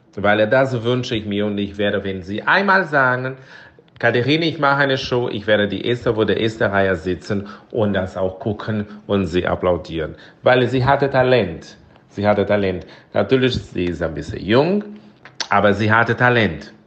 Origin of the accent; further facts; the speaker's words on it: Brazil; German is a second language; moved away; ich komme aus Brasilien